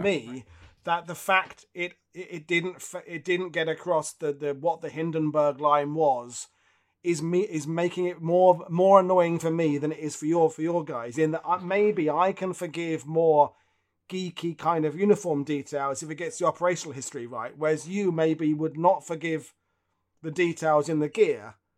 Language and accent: English; United Kingdom; as a Brit, World War One is, it looms large in who we are